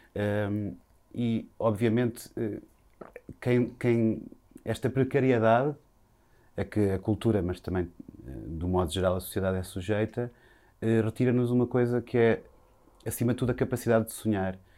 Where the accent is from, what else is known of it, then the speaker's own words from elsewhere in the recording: Viseu, Portugal; now in Lisbon, Portugal; nasci em Viseu